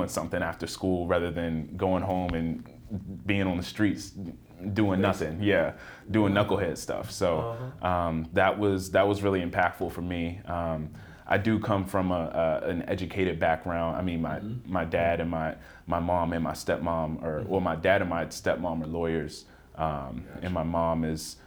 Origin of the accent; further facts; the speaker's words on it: Richmond, Virginia, United States; I'm from Richmond, Virginia. Went to middle school